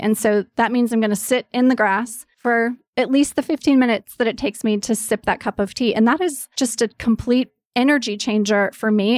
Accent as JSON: {"language": "English", "region": "East Coast", "country": "United States", "tie": "born or raised there", "moved": "yes", "lives_now": "Los Angeles, United States", "said": "I grew up on the East Coast. I live in L A now."}